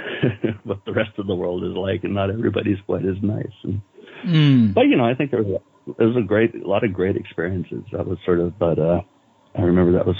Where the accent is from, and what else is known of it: Green Gulch Farm, California, United States; born or raised there